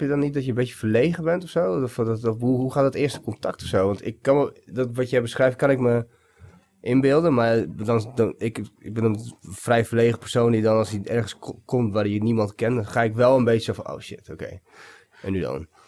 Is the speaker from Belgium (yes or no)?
no; Bulgaria; moved away; also born or lived in Vienna, Austria / Netherlands; bij mijn opa en oma ook opgegroeid toen ik in Bulgarije woonde. En toen gingen we naar Wenen.